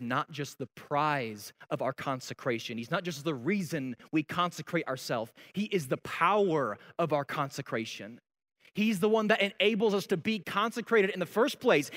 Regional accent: Colorado Springs, Colorado, United States; I remember growing up in Colorado Springs

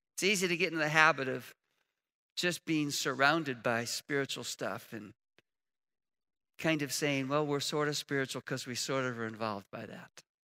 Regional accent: Chicago, Illinois, United States; now in Indiana, United States; I was raised in Chicago

